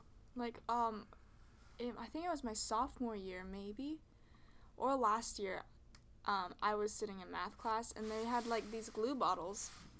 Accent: Miami, Florida, United States; I'm from Miami, okay?

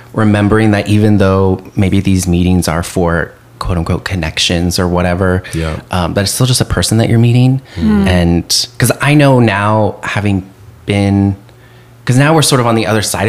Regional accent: Colorado Springs, Colorado, United States; I'm from Colorado Springs

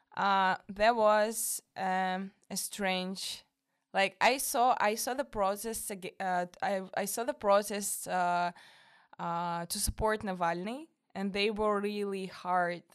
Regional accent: Moscow, Russia; English is a second language; moved away as an adult; now in Denmark; I'm from Moscow

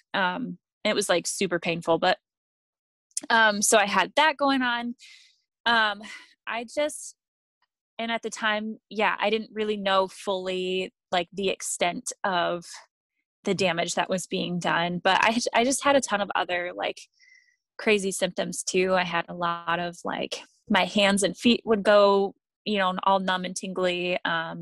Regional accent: Michigan, United States; moved away as an adult; also born or lived in Alabama; I moved back from Alabama to Michigan, where I grew up, in 2017

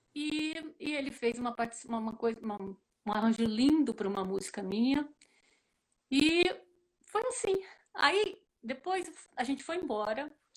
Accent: Ribeirão Preto, São Paulo, Brazil; toda menina do interior, eu sou de Ribeirão Preto

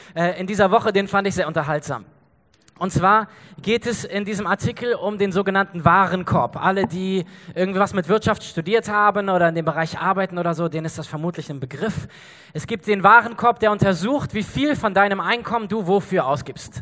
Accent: Germany; wir als Deutsche

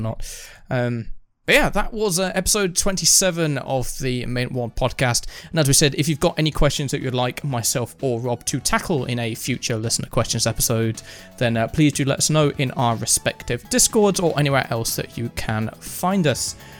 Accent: United Kingdom; being British

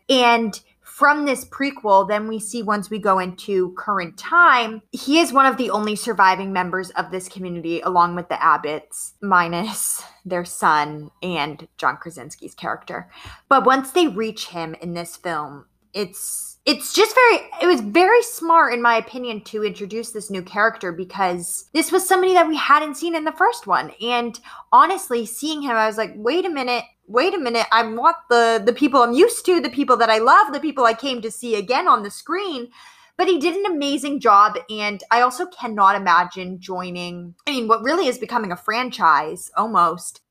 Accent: Maine, United States; I'm from Maine, so I'm not from Massachusetts

